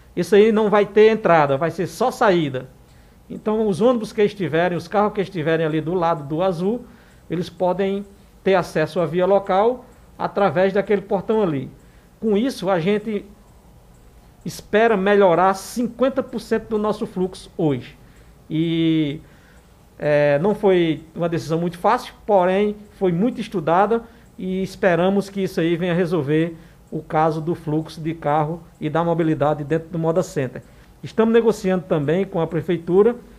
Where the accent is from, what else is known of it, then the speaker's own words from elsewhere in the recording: Santa Cruz do Capibaribe, Pernambuco, Brazil; nós que somos, somos aqui de Santa Cruz e que estamos daquele lado da, da, da cidade